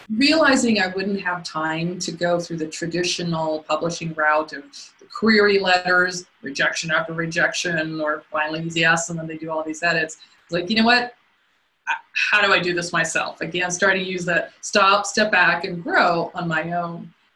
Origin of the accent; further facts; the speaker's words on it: Southern California, United States; moved away as an adult; also born or lived in Colorado; I grew up in Southern California